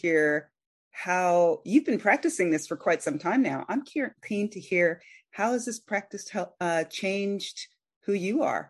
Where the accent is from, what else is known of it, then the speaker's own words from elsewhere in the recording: United States; I'm an American